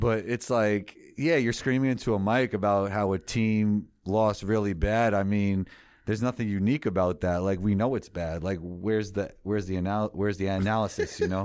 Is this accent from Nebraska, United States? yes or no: no; New York City, New York, United States; I grew up in New York City